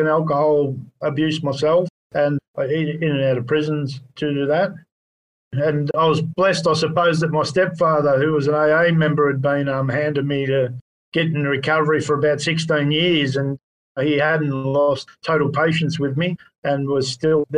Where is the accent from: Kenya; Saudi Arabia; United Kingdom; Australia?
Australia; Frankston, Victoria; I grew up in Frankston